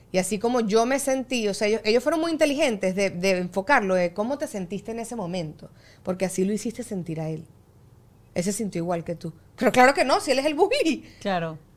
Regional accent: Venezuela; Yo mi adolescencia la viví en Venezuela, que está el estándar de belleza mucho más inculcado.

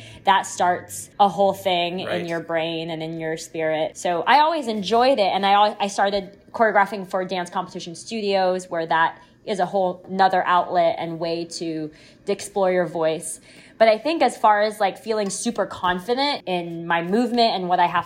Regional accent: Washington, District of Columbia, United States; moved away; also born or lived in New York City; in DC, in my hometown

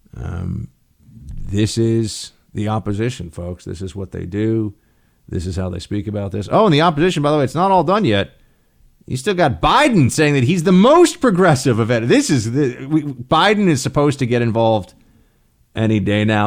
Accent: New York, United States; Senator for the State of New York, my home state

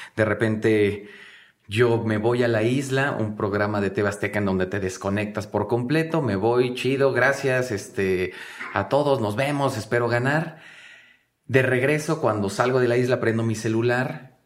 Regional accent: Mexico City, Mexico; fuimos todos, eh, sacados de Iztapalapa, todos venimos de Iztapalapa, de escuelas públicas

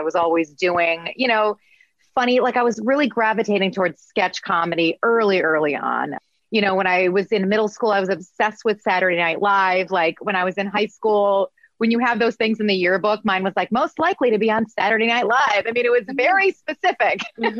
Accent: Midwest, United States; accent: Midwest; I had to get rid of my Midwest accent

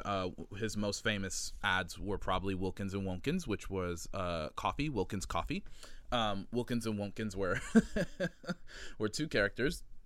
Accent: Miami, Florida, United States; moved away as an adult; also born or lived in New York City; right now I am in Miami, Florida, where is my hometown

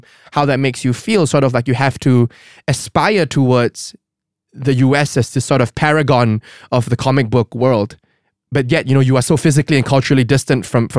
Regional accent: Singapore; we are two Singaporean creators. I'm based in Singapore.

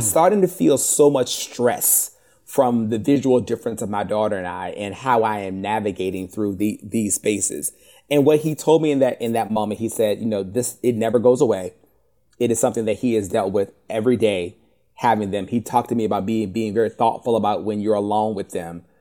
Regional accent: Richmond, Virginia, United States; I'm from Richmond, Virginia

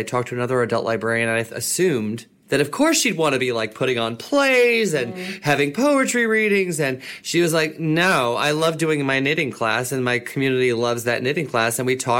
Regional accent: New York, United States; I'm also from New York. So it's like I've been here all my life and most of my professional career, almost all of it.

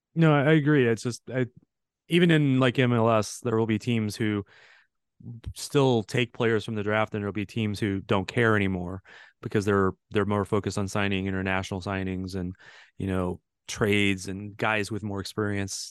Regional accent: St. Louis, Missouri, United States; I grew up in Saint Louis, and I actually played against some of those guys in youth soccer.

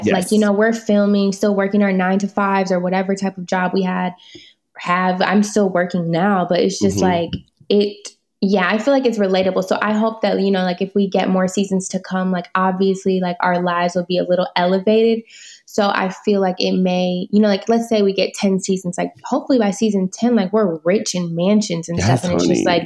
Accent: Michigan, United States; moved away as an adult; now in Los Angeles, United States; my hometown from Michigan

